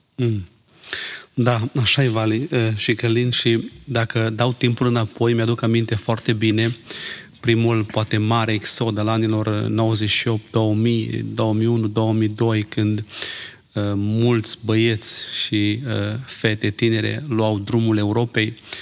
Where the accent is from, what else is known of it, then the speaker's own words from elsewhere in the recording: Romania; now in Ireland; Când eram în România